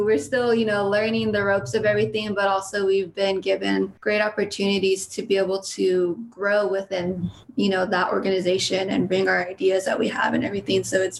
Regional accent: Sacramento, California, United States; We're from Sacramento, California

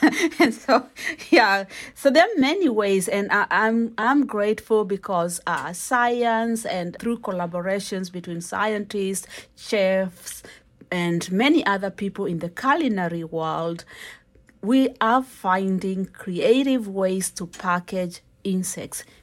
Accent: Kenya; I'm a Kenyan

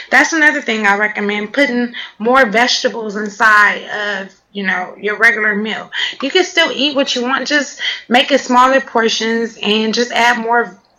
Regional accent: Los Angeles, California, United States; now in Washington, United States; Yeah, I'm from California, Los Angeles, California, South Central

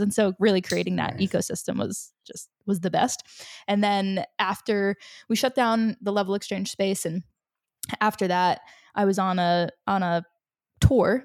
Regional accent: Rhode Island, United States; also born or lived in Chile; I'm from Rhode Island. I, you know, I grew up here.

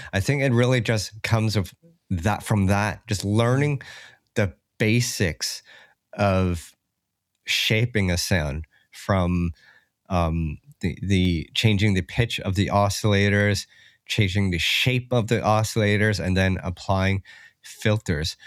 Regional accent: Toronto, Ontario, Canada; I grew up in Ca-, Canada, yeah, in Toronto

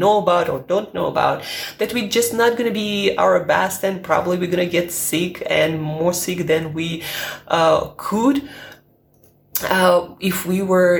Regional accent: Siberia, Russia; now in London, United Kingdom; I'm from Siberia

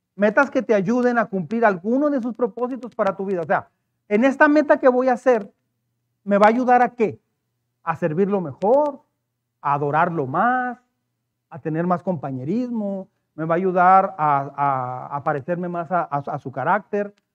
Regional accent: Mexico; como mexicanos

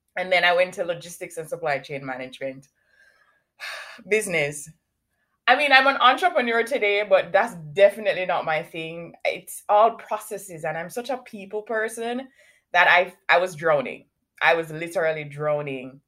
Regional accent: Kingston, Surrey, Jamaica; now in Canada; I currently live in Canada, but I was born in Kingston, Jamaica.

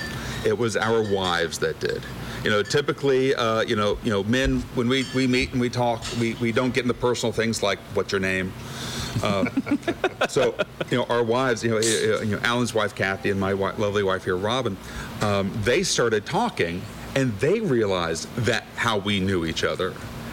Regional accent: Boca Raton, Florida, United States; also born or lived in Orlando, Florida; born on a military base. Came straight to Florida. My whole family's been here for generations. And I was raised in South Florida.

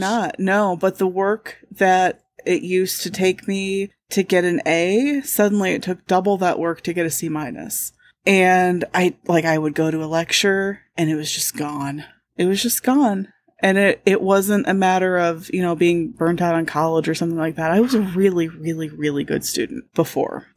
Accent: Indiana, United States; I'm from Indiana

